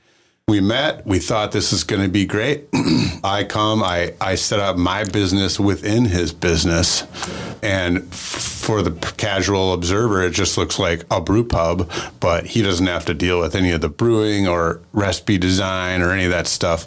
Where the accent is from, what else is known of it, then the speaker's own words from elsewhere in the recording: Port Washington, Wisconsin, United States; also born or lived in Milwaukee area, Wisconsin / Colorado; now in La Crosse, United States; I grew up in the Milwaukee area and in Port Washington, Wisconsin.